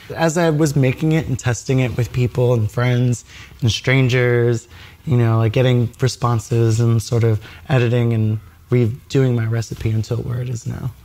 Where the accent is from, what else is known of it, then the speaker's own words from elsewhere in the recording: New York City, New York, United States; also born or lived in Harlem, New York; as a New Yorker from well from Brooklyn